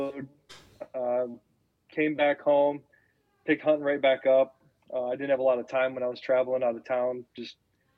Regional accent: Coldwater, Michigan, United States; now in Indiana, United States; I grew up around Southern Michigan, Coldwater, Bronson, Union City, Burlington area.

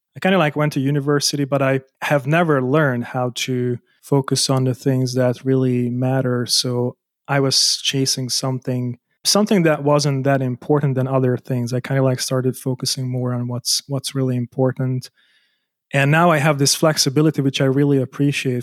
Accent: Hungary; moved away as an adult; also born or lived in Germany; I was born in Hungary, I moved out so that I can earn more money as an architect

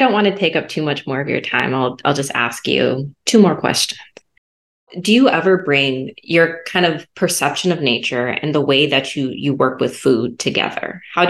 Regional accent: Marietta, Georgia, United States; my family's from Louisiana, but I grew up in Marietta, Georgia.

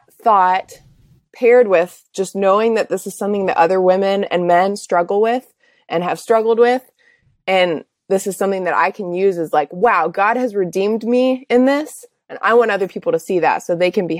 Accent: Czechia; I grew up overseas in Czech Republic as a missionary kid.

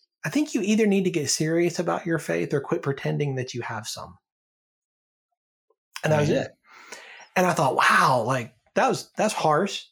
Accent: Alabama, United States; I grew up in Alabama, and church there was part of the culture

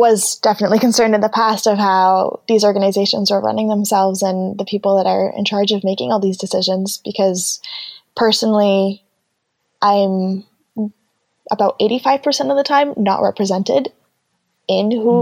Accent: Colombia; now in Canada; We're from Colombia, so we have a very different outlook and the arts are very important to us

